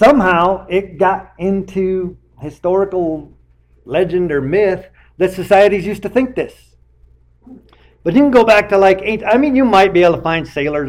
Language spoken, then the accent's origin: English; Michigan, United States; them in Michigan. I'm from Michigan. I got gypped. Should have went to the UP.